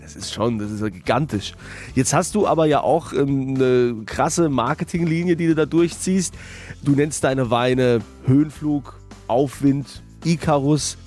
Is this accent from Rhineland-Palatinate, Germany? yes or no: yes; Rhineland-Palatinate, Germany; hier bei uns in der Pfalz